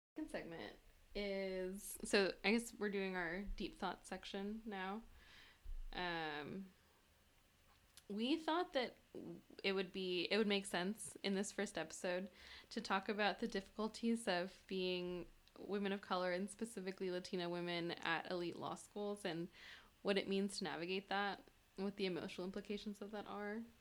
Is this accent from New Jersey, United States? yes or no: no; Bay Area, California, United States; English is a second language; I grew up in the Bay Area